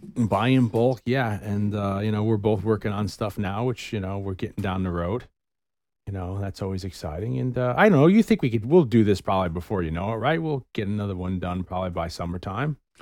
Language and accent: English; Bronxville, New York, United States; my hometown of Bronxville here